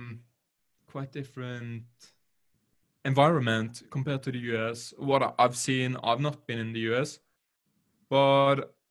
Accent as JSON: {"language": "English", "country": "Norway", "said": "I'm from Norway"}